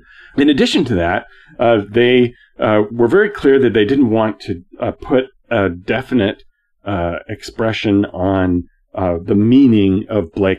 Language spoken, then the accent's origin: English; Canada; I'm a Canadian.